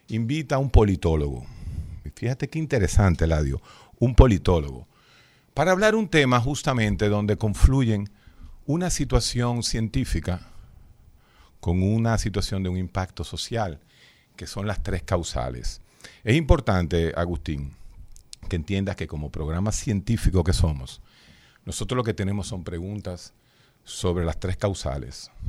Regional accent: Dominican Republic; yo soy dominicano.

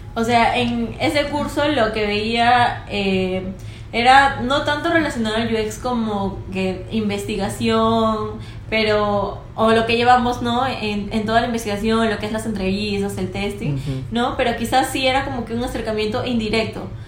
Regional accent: Piura, Peru; Yo vengo de Piura entonces veía muchos agricultores

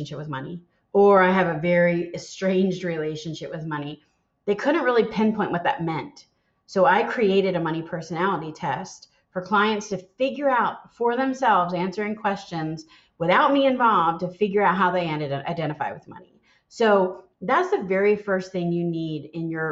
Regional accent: Philadelphia, Pennsylvania, United States; moved away; also born or lived in the South (US); I'm born and raised in Philadelphia.

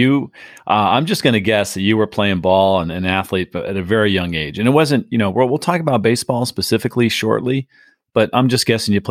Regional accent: San Diego, California, United States; I grew up in San Diego.

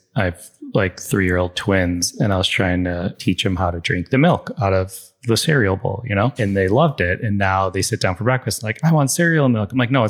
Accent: Chicago, Illinois, United States; born or raised there

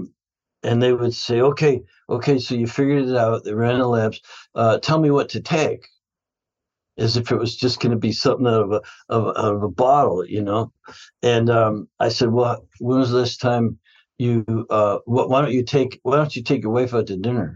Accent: Canada; I grew up in Canada

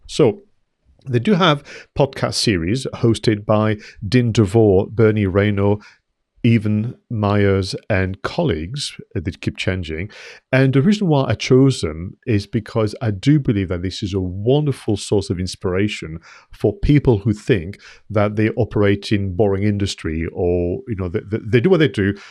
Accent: France; moved away as an adult; now in United Kingdom; I've been in the U K thirty years. I did receive my settled status letter as well, so I am allowed to stay as a, you know, French national.

